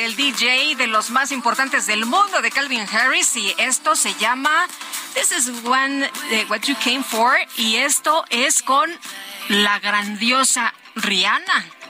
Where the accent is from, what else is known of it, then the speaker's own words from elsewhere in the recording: Zacatecas, Mexico; Yo soy de Zacatecas